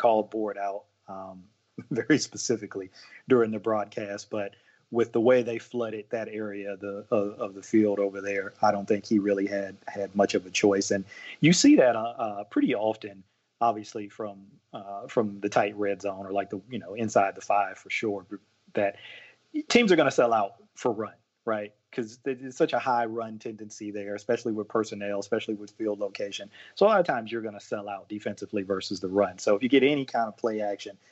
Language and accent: English; Ohio, United States; I am from Ohio, from a family of Browns fans in Ohio